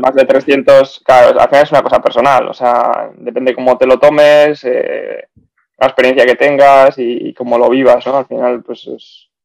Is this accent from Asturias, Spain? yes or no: no; Bilbao, Basque Country, Spain; moved away as an adult; also born or lived in Zaragoza / Belgium / South of England; soy de, Bilbao, he vivido fuera también bastantes años.